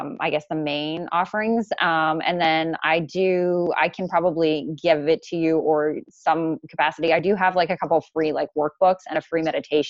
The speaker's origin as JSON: {"language": "English", "country": "Canada", "tie": "born or raised there", "said": "being Canadian, like I have like a disconnection, like this is, I'm born here"}